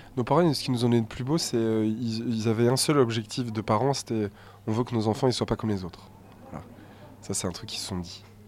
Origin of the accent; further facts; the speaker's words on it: Saint-Étienne, Auvergne-Rhône-Alpes, France; notre mère vit à Terre Noire encore, dans notre, la maison d'enfance dans laquelle on a grandi